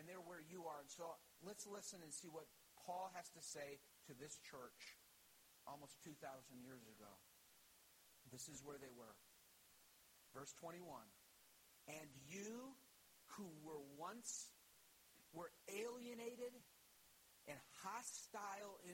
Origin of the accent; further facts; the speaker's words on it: Dunbar, Wisconsin, United States; Growing up in Dunbar, Wisconsin